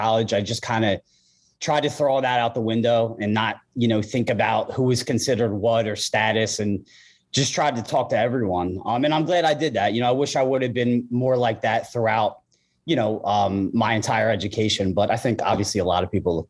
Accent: Blue Bell, Pennsylvania, United States; accent: Philadelphia; also born or lived in Norristown, Pennsylvania / Wayne, Pennsylvania; we moved to Bluebell. That's where I lived, you know, my whole childhood.

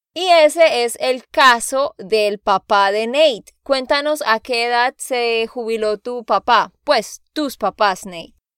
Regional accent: Santander, Colombia; de Santander, Colombia

